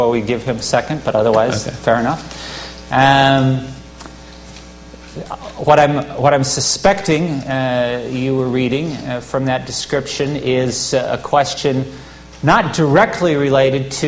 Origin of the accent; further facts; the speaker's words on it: Littleton, Colorado, United States; I come from Littleton, Colorado